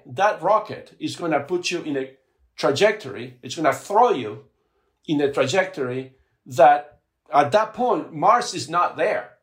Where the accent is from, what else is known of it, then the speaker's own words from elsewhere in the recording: Buenos Aires, Argentina; also born or lived in Patagonia, Argentina; now in United States; I grew up in Argentina